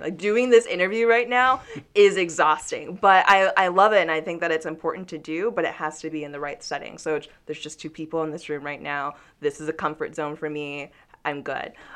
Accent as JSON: {"language": "English", "town": "Newnan", "region": "Georgia", "country": "United States", "tie": "born or raised there", "said": "I grew up in Noonan, Georgia"}